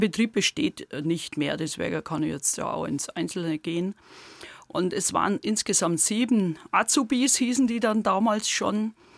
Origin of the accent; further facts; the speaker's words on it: Heidenheim district, between Heidenheim an der Brenz and Ulm, Baden-Württemberg, Germany; accent: Swabian; now in Güntersleben, Germany; Aus dem Landkreis Heidenheim und zwar aus dem südlichen Teil, so halbe Strecke zwischen Heidenheim an der Brenz und Ulm